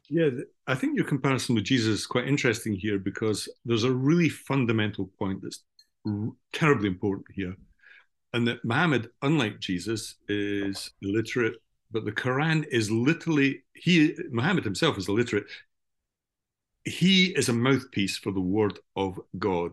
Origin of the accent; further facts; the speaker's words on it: Scotland, United Kingdom; as a good old Scottish Calvinist